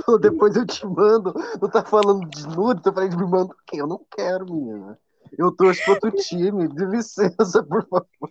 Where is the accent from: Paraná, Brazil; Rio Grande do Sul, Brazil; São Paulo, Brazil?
Paraná, Brazil